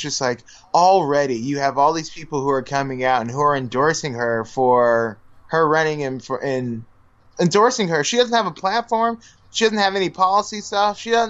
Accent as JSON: {"language": "English", "region": "California", "country": "United States", "said": "I'm from California. Everyone in California listens to …, …."}